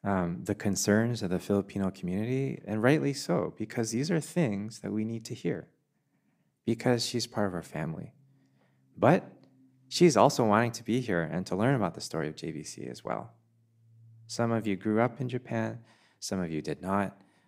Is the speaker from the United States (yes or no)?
no; Vietnam; That's a very Vietnamese flavor. You know, that's a very... you know, that's a flavor from my home country.